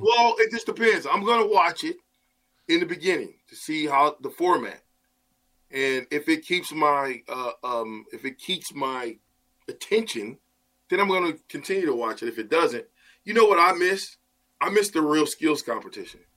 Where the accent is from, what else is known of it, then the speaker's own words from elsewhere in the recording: Nebraska, United States; I'm from Nebraska